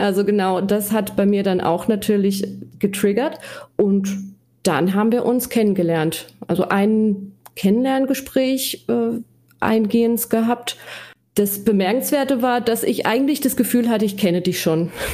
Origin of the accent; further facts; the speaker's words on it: Black Forest, Baden-Württemberg, Germany; accent: Black Forest dialect; Ich komme aus dem schönen Schwarzwald. Äh, man hört es wahrscheinlich ja. auch an meinem Dialekt